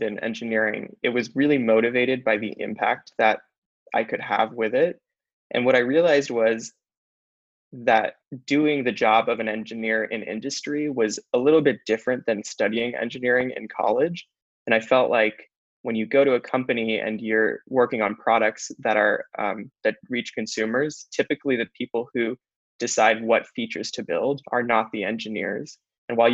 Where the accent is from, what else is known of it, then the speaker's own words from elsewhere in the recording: Los Angeles, California, United States; I grew up in Los Angeles